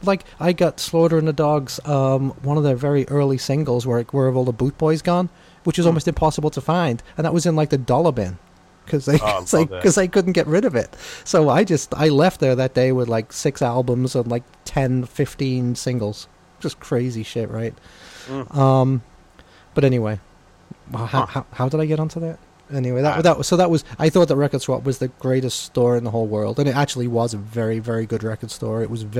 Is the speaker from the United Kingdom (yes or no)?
yes; England, United Kingdom; I'm coming from England.